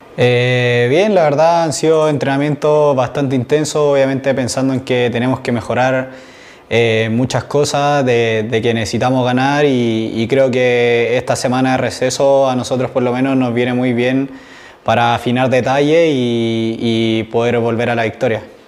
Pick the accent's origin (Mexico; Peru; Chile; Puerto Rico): Chile; como todos chilenos tenemos